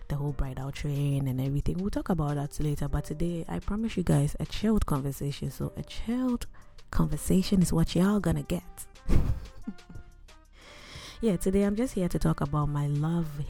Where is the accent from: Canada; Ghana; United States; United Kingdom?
Ghana; Akuapem, Eastern Region; I am Christian before I am Ghanaian, before I am Ekuyapim